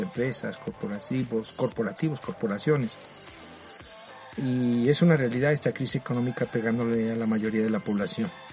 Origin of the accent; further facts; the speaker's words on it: Mexico; aquí en mi país, en México